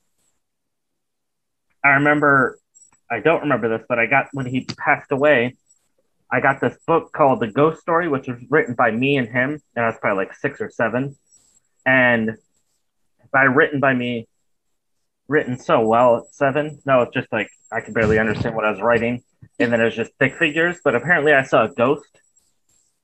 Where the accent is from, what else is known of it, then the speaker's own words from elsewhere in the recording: Michigan, United States; now in Portland, United States; I was born in Michigan